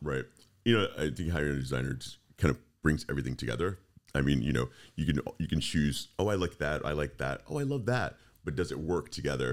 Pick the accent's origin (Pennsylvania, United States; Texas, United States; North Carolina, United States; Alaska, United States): Texas, United States; moved away as an adult; also born or lived in Fort Lauderdale / Orlando; I grew up in Texas